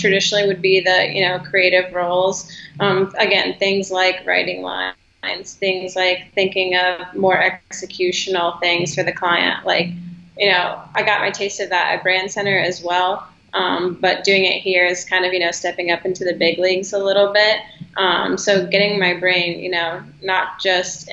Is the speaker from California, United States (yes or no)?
no; Charlottesville, Virginia, United States; moved away as an adult; also born or lived in Harrisonburg, Virginia / Richmond, Virginia; now in Los Angeles, United States; I'm originally from Charlottesville, Virginia